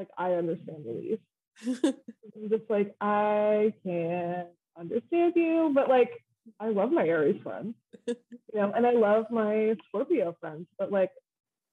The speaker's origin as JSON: {"language": "English", "town": "Downingtown", "region": "Pennsylvania", "country": "United States", "also_born_or_lived": "Philadelphia, Pennsylvania / Coatesville, Pennsylvania", "said": "I'm from Downingtown."}